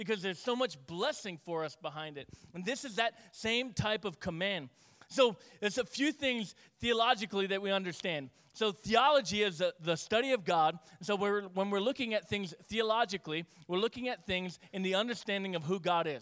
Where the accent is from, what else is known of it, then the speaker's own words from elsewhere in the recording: Northeast, United States; we're Yankee and we're Northeast